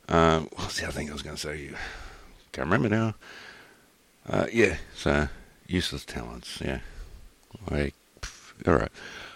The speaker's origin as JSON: {"language": "English", "country": "Australia"}